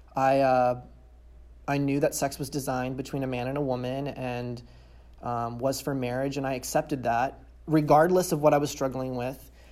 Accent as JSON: {"language": "English", "region": "California", "country": "United States", "tie": "born or raised there", "said": "I was born and raised in California"}